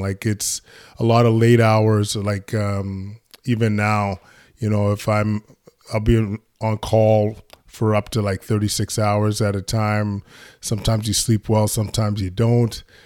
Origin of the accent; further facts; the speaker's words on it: Edmonton, Alberta, Canada; I was born in Edmonton, Alberta. Um, my parents are from Ghana, uh, and I was, uh, one of four kids growing up, uh, in Edmonton